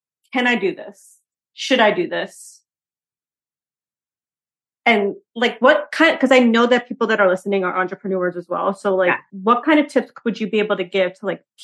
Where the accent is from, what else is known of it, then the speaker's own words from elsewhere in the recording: Long Island, New York, United States; also born or lived in Hartford, Connecticut; I'm from Long Island, New York